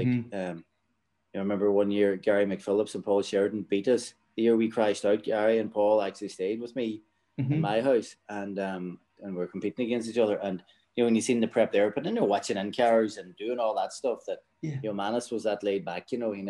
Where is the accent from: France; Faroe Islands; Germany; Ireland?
Ireland; Ulster; Well, I think any young fella in Donegal, the rally, people, kids know about the rally.